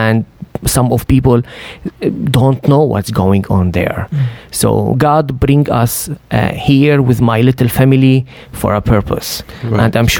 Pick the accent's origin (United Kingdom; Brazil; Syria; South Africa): Syria; moved away; I am a Syrian Christian. Mm. I grew up in Syria with my family.